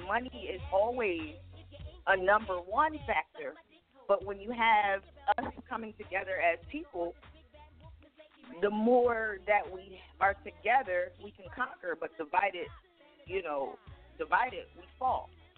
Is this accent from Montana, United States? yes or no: no; Pennsylvania, United States; I am from, you know, I'm from Pennsylvania, not too far from D.C.